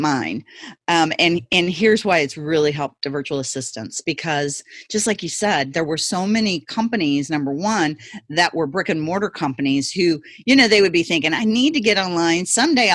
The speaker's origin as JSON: {"language": "English", "town": "Ferguson", "region": "Missouri", "country": "United States", "tie": "born or raised there", "said": "I actually grew up in Ferguson, Missouri, that's where I grew up"}